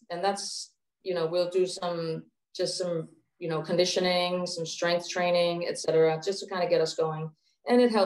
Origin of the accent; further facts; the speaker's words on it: Copenhagen, Capital Region of Denmark, Denmark; also born or lived in Japan; now in Hawaii, United States; So I was born and raised in Copenhagen, or just outside of Copenhagen, where I grew up playing basketball.